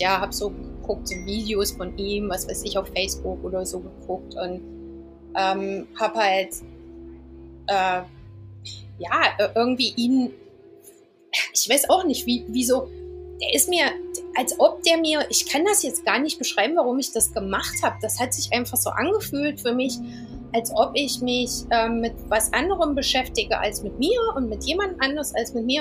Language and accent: German; Eisenach, Thuringia, Germany; moved away as an adult; also born or lived in London, United Kingdom; now in Southend-on-Sea, United Kingdom; Ich komme aber original aus Eisenach. Ich bin ähm, 2001 aus, aus Deutschland weggegangen, bin nach England gezogen